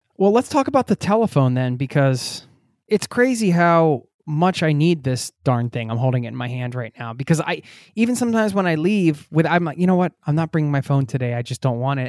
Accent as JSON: {"language": "English", "area": "outside Philadelphia", "region": "Pennsylvania", "country": "United States", "tie": "born or raised there", "said": "I grew up outside of Philadelphia, north of the city"}